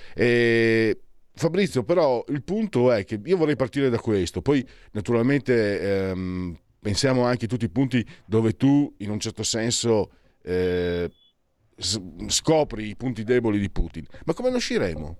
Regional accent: Pordenone, Friuli-Venezia Giulia, Italy; moved away; dalle mie parti dico alla fine una provincia di, di non so cos'era, 300.000 abitanti dove ero io, Pordenone

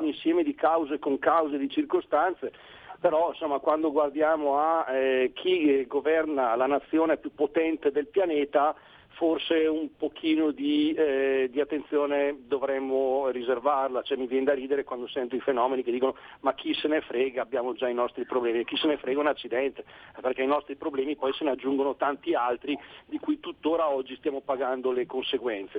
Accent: Brescia, Lombardy, Italy; io sono di Brescia e a Ghedi abbiamo gli americani

